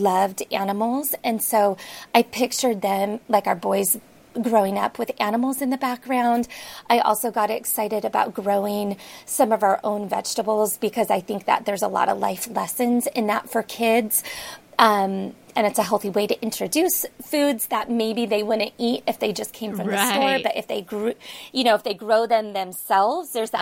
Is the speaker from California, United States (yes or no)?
yes; San Francisco Bay Area, California, United States; now in Seattle area, United States; I grew up in the San Francisco Bay Area